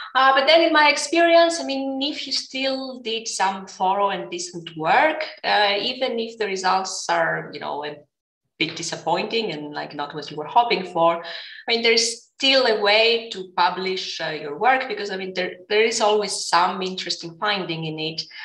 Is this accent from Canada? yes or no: no; Greece; moved away as an adult; also born or lived in Lausanne, Switzerland / New York, United States / Athens, Greece; now in Berlin, Germany; I was in my home country, uh, Greece